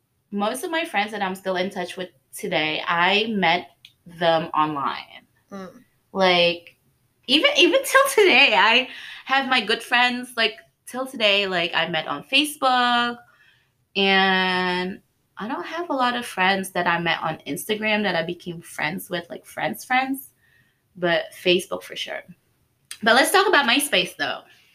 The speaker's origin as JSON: {"language": "English", "country": "Indonesia", "tie": "born or raised there", "moved": "yes", "said": "growing up in Indonesia"}